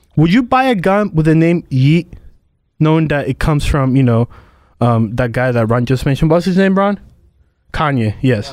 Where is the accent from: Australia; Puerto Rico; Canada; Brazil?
Puerto Rico; now in United States; I'm from Puerto Rico.